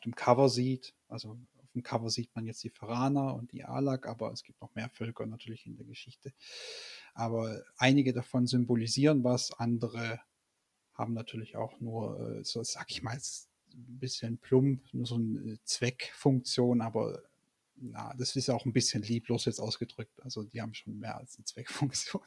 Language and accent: German; Stuttgart, Baden-Württemberg, Germany; moved away as an adult; also born or lived in Leipzig; nicht mehr in Stuttgart, wo ja eigentlich meine Heimat ist